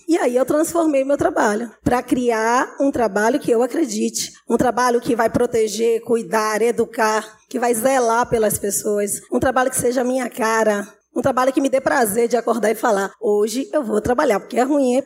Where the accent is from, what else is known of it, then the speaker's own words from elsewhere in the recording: Salvador, Bahia, Brazil; Família de meninos negros da periferia de Salvador